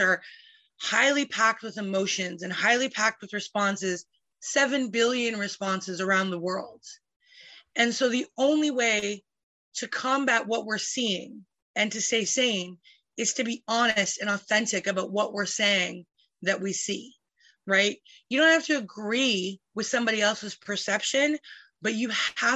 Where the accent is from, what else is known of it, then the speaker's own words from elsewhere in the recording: Calgary, Alberta, Canada; now in British Columbia, Canada; I was born in Calgary